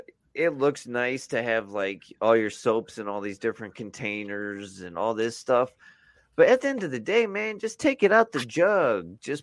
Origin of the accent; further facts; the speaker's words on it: Gary, Indiana, United States; Because I'm hung and I'm from Gary, Indiana.